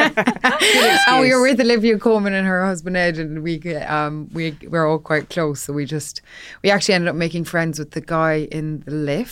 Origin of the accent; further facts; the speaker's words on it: Ireland; when I was growing up in Ireland